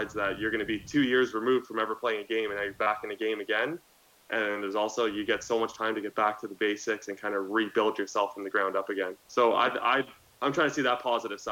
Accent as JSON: {"language": "English", "country": "Canada", "said": "being a Canadian"}